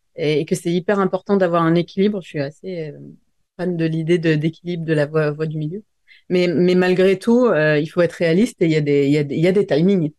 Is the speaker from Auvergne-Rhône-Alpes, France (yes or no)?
yes; near Grenoble, Auvergne-Rhône-Alpes, France; J'ai grandi vers Grenoble, près des montagnes